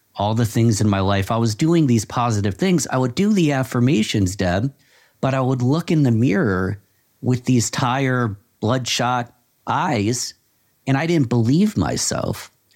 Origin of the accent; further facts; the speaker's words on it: Rochester, New York, United States; my hometown of Rochester, New York